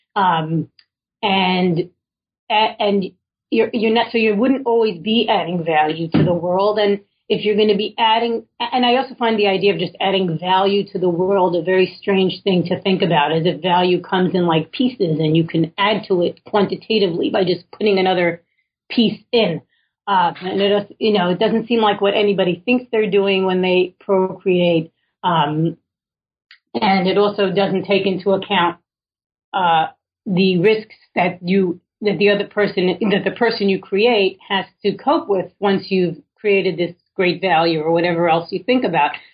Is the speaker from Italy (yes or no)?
no; New York City, New York, United States; I was born in Williamsburg, Brooklyn, well before it was cool